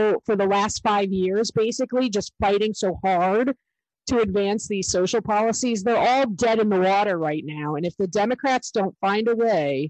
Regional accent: Central New York, United States; I grew up in Central New York, and I bleed orange for the Syracuse Orange

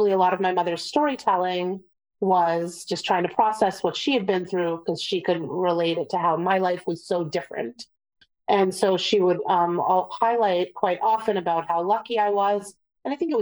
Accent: Boston, Massachusetts, United States; born or raised there; also born or lived in Vienna, Austria / Prague, Czech Republic

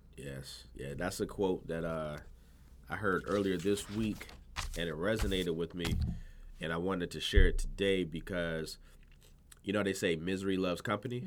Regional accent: Virginia, United States; also born or lived in Providence, Rhode Island / North Carolina; I was raised in Virginia

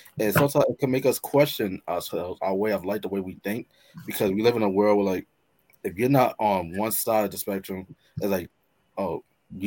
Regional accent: New York, United States; I'm from New York

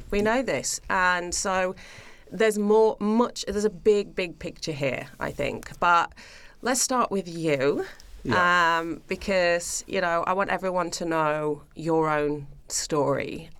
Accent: United Kingdom; now in Australia; As you mentioned before, being British, you know, again, there's not much else to do. Everybody just goes to the pub or they live for the weekend, you know, and we're kind of brought up with that mentality.

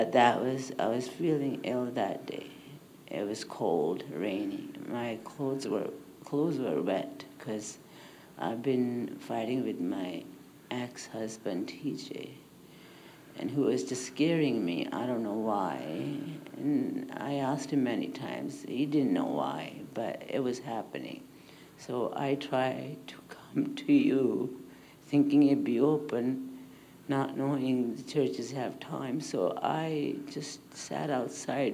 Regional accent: India; now in Canada; I was born in India

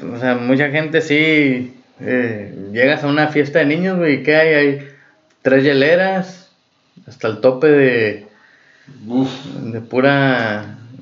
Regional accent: Mexico; es algo chilo, güey, de nuestra cultura mexicana

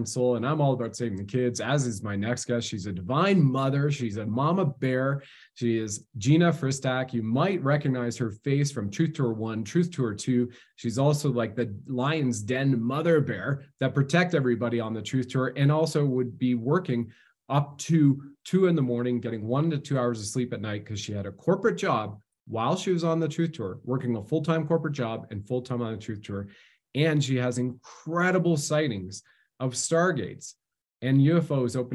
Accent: Canada

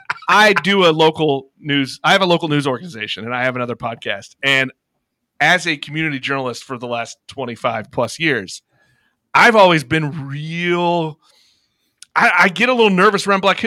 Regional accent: Missouri, United States; I'm from Southwest Missouri, so yeah.

